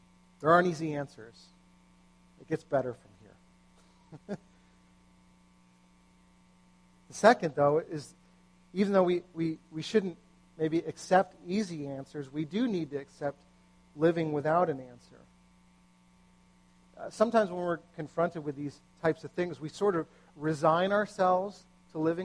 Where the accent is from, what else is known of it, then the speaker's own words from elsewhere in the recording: United States; as an American